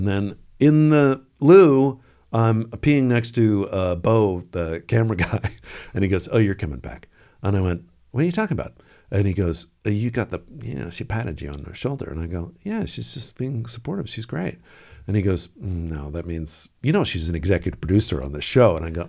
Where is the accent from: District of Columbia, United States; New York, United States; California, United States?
District of Columbia, United States; Washington; Yeah, of course. Also, you know, growing up in the Washington area.